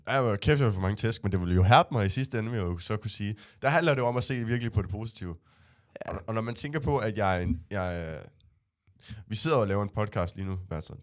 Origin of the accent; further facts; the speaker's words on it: Næstved, Zealand, Denmark; nu er jeg jo fra Næstved